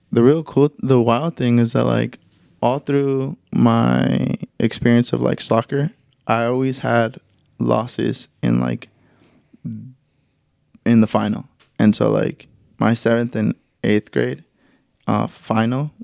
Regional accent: Anaheim, California, United States; So I grew up in Anaheim, California. That's where I was born and raised through all my life up until I was like 18.

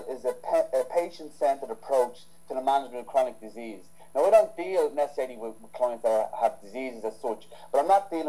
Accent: Ireland; I'm not biased for Irish trainers, but I'm Irish

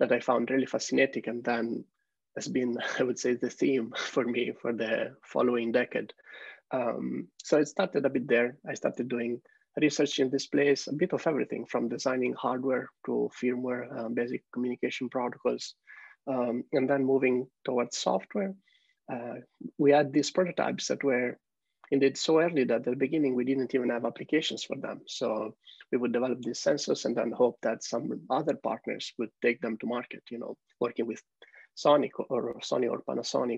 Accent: Italy; moved away as an adult; I'm originally from Italy, where I studied computer science engineering

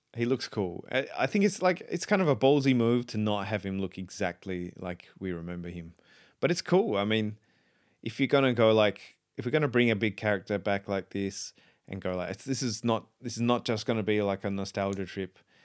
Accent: South Australia, Australia; I grew up in South Australia

